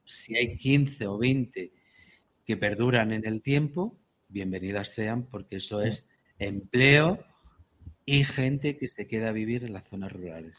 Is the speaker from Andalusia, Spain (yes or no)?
yes; La Puerta de Segura, Andalusia, Spain; yo soy de la Puerta de Segura